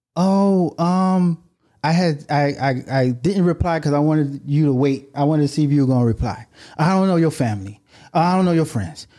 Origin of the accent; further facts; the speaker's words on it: Miami, Florida, United States; We're from Miami